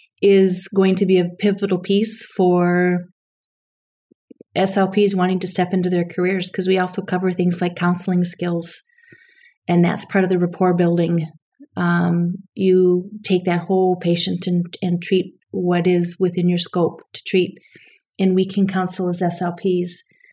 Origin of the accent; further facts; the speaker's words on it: Japan; born there; first language ja; I was born on a naval base in Japan, so I have special ties to Japan. My first language, I always say, was Japanese because I had a nanny who taught me Japanese